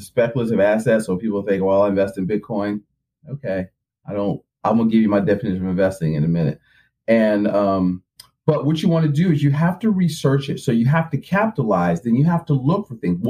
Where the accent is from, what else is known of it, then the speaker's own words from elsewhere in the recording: Philadelphia, Pennsylvania, United States; I'm from Philly